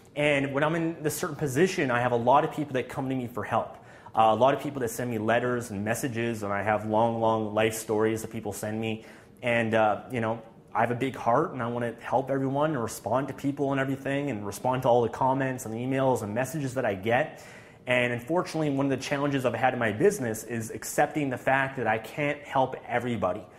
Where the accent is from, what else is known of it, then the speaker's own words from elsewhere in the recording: Canada; being Canadian